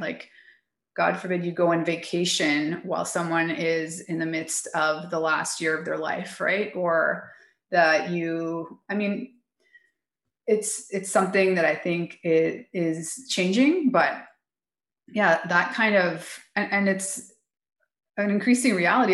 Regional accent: Calgary, Alberta, Canada; moved away as an adult; now in Mexico; 12 years now in Mexico. I'm originally from Calgary, Alberta

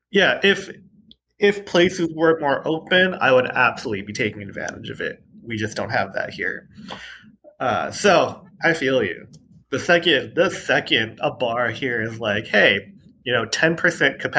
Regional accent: California, United States; also born or lived in El Paso; Yeah, growing growing up in SoCal, mostly like I I am huge on amusement parks

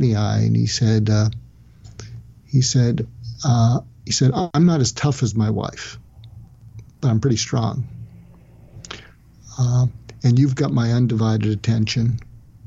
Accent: United States; I'm an American

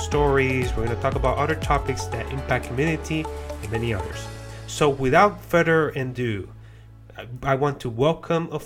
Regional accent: Puerto Rico; now in Florida, United States; I'm a person that was born and raised in Puerto Rico or Puerto Rican, but now today residing in Florida in the United States

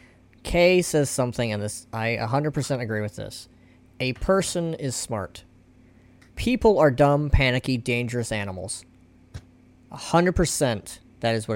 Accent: United States; I'm American

